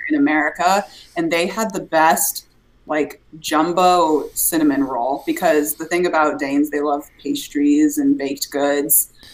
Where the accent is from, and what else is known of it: Des Moines, Iowa, United States